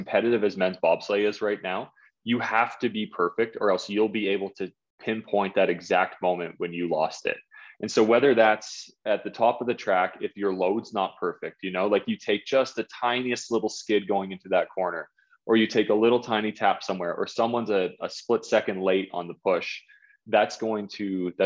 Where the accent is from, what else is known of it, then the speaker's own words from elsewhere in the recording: Whitby, Ontario, Canada; my hometown of Whitby